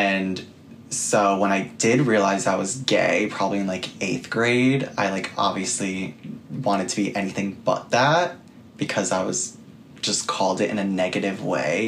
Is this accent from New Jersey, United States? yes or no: yes; Hillsborough, New Jersey, United States; now in New York City, United States; I grew up in Hillsboro, New Jersey, which is like a suburb, very, very suburban area outside of New York, probably like an hour away.